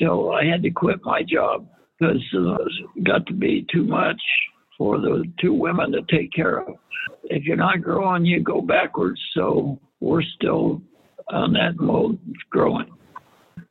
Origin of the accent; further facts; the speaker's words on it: Arizona, United States; also born or lived in Kansas / Glendale, Arizona; We moved to Arizona from Kansas